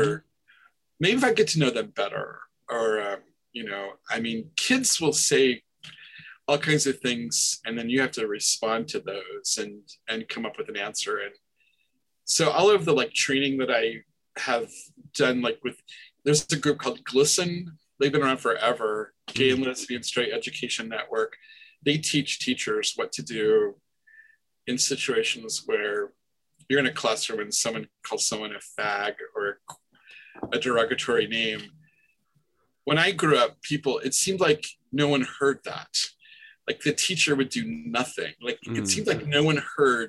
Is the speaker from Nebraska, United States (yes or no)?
yes; Nebraska, United States; I'm from Nebraska